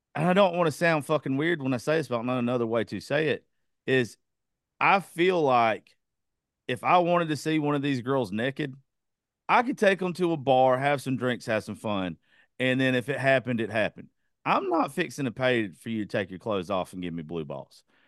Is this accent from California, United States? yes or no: no; Georgia, United States; that's where I grew up. I'm in, I'm from Georgia.